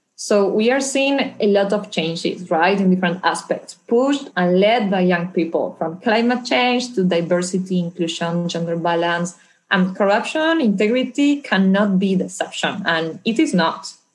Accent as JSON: {"language": "English", "country": "Argentina", "tie": "born or raised there", "moved": "yes", "said": "I'm originally from Argentina, where I grew up and then became a lawyer."}